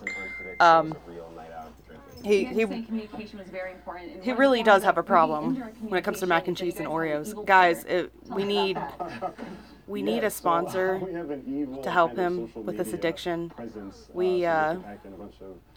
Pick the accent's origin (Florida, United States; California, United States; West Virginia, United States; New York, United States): West Virginia, United States; our home state.